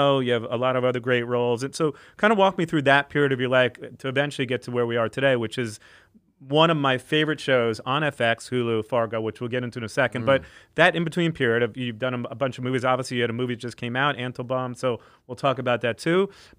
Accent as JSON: {"language": "English", "country": "United Kingdom", "said": "Like, I'm British. That's normal."}